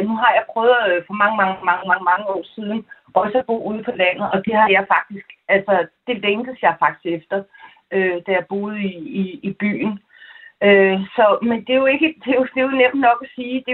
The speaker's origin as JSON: {"language": "Danish", "town": "Copenhagen", "region": "Capital Region of Denmark", "country": "Denmark", "tie": "born or raised there", "also_born_or_lived": "Aarhus", "moved": "yes", "lives_now": "Trelde Næs, Denmark", "said": "jeg er øh, er født og opvokset i København"}